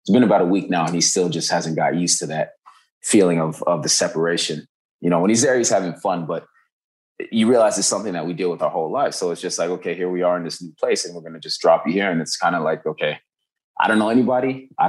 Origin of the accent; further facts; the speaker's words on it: Kenya; also born or lived in Uganda; Cause I was like growing up in Kenya and Uganda, people are so open-minded because the schools we went to, you had people from all over the world